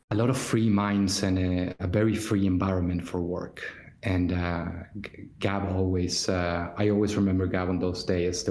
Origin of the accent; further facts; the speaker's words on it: Argentina; moved away; I'm a child of the 2001 Argentinian crisis, where I come from Argentina